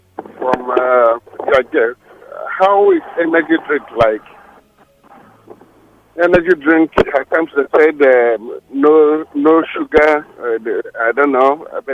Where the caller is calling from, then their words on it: Lekki, Lagos, Nigeria; I'm calling from Lekki.